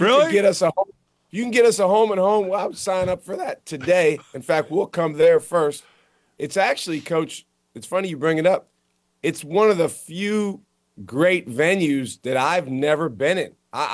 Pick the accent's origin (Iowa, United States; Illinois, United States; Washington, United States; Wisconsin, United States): Wisconsin, United States; Madison; Hey, I actually grew up as a fan of those teams because I'm from Madison, Wisconsin.